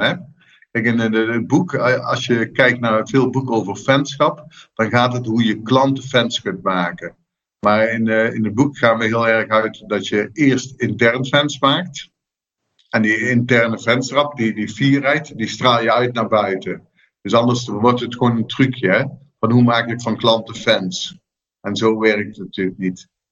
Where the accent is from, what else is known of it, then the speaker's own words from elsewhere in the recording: southern Netherlands, Netherlands; Ik kom uit Zuid-Nederland